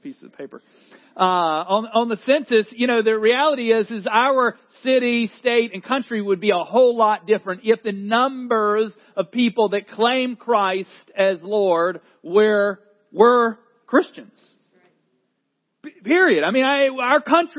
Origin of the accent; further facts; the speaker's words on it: North Carolina, United States; accent: Southerner; I'm a North Carolinian